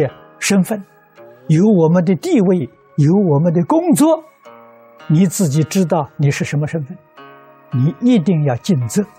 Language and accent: Chinese; China; 我们中国人常讲道德了